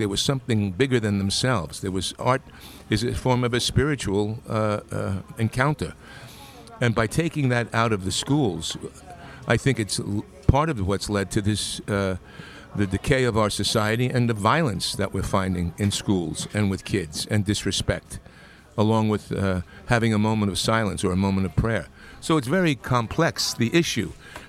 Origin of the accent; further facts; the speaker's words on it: Long Island, New York, United States; In Long Island.